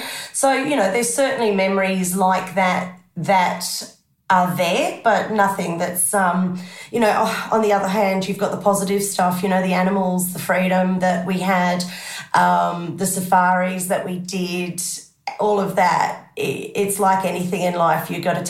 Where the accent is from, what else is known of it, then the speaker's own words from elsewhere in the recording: Zimbabwe; moved away; Oh, absolutely. You know, we had a big property, you know, with the division of black and white, we were very well off.